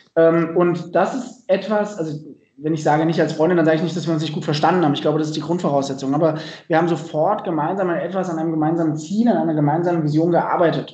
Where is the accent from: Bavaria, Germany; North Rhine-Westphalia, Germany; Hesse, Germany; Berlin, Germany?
Hesse, Germany; Dreieich; ich ähm, bin selber in der Nähe von Frankfurt groß geworden, in Dreieich